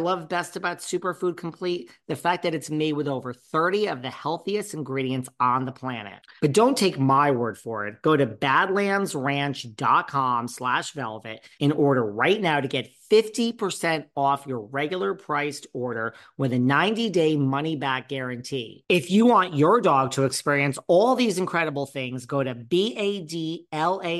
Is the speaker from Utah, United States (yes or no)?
no; New York City, New York, United States; I'm a New Yorker